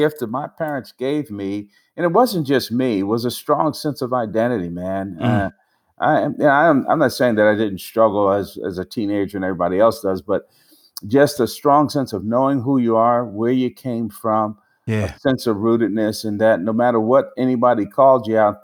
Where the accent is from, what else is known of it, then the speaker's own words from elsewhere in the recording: Newark, New Jersey, United States; also born or lived in Plainfield, New Jersey; I was born and raised in Newark, New Jersey. For the first 12 years of my life, then our family moved to Plainfield, New Jersey.